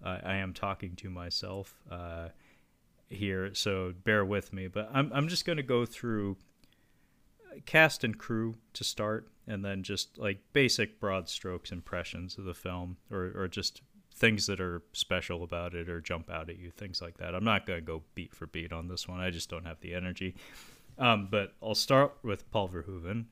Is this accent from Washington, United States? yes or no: yes; Seattle, Washington, United States; my hometown of Seattle